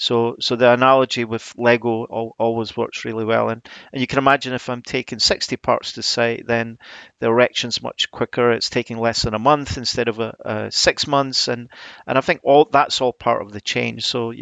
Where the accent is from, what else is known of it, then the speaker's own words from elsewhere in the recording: Edinburgh, Scotland, United Kingdom; now in South of England; Well, yeah, I was brought up in Edinburgh. I studied at the Macintosh, but I've obviously been down south for a while now. It's probably softened my accent a little bit